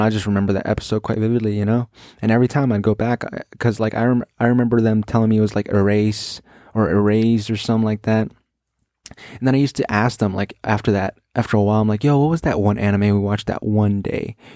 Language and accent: English; United States; I'm an American